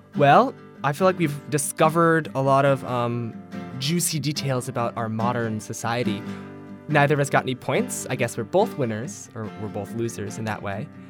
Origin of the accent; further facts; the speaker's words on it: United States; as an Asian American who is gay